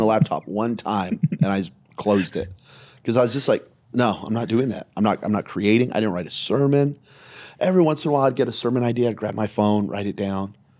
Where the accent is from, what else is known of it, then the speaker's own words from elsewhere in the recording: Belen, New Mexico, United States; now in Las Vegas, United States; I grew up in Belen, New Mexico, population seventeen hundred.